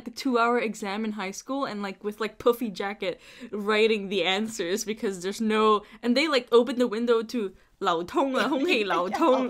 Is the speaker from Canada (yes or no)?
no; Macau; moved away; I moved away from Macau, and like, just seeing people interested to talk about Cantonese, which is something we grew up